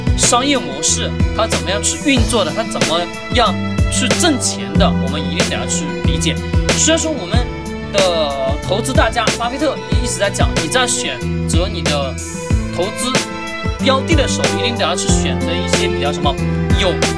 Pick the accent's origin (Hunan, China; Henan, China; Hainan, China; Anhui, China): Hunan, China; Hengyang; 我作为一个衡阳人，我也是第一次上衡山